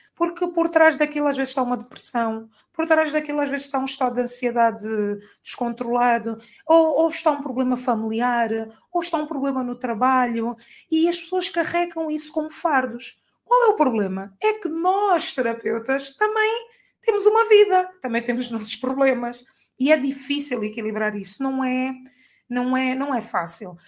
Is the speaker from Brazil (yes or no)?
no; Angola; moved away as an adult; also born or lived in Portugal; eu sempre vivi em Angola, né? Sou angolana, fui fazer a faculdade e trabalhei lá e depois vim para cá